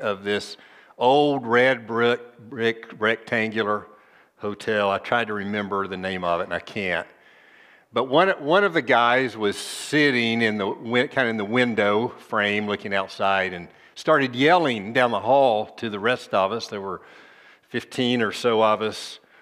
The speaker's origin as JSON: {"language": "English", "region": "Tennessee", "country": "United States", "tie": "born or raised there", "said": "Nashville, c, capital of my home state"}